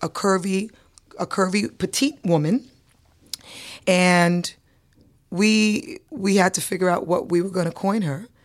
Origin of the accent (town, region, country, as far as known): New York City, New York, United States; born or raised there; also born or lived in Antigua / St. Croix